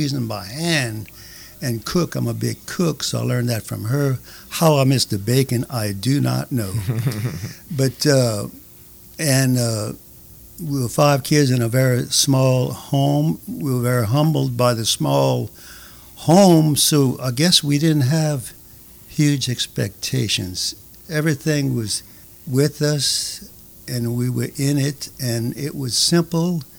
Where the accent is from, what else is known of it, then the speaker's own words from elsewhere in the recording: Cajun prairie, Louisiana, United States; also born or lived in Chataignier, Louisiana; I'm a Cajun boy raised on the rolling prairie